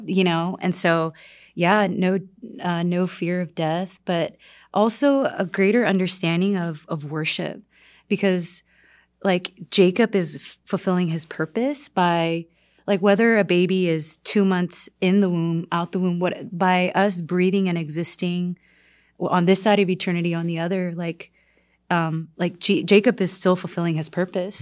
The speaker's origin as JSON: {"language": "English", "country": "South Korea", "tie": "born or raised there", "moved": "yes", "lives_now": "United States", "said": "I'm from South Korea"}